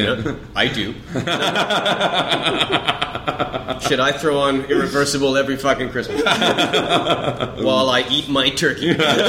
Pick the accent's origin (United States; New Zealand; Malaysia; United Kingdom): Malaysia; We're Malaysian.